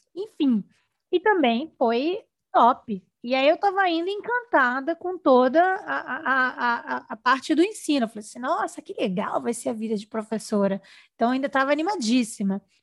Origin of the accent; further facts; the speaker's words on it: Rio de Janeiro, Brazil; Eu sou do Rio